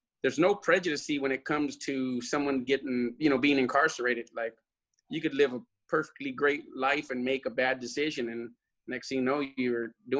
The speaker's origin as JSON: {"language": "English", "town": "Lynwood", "region": "California", "country": "United States", "said": "I was from Linwood, right, which is right next to Compton and Watts."}